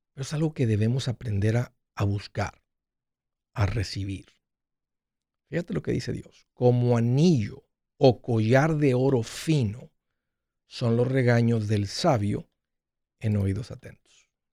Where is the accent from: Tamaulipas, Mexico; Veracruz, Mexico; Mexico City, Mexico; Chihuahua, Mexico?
Tamaulipas, Mexico; Matamoros; moved away; also born or lived in Brownsville / Nashville; nosotros crecimos en Matamoros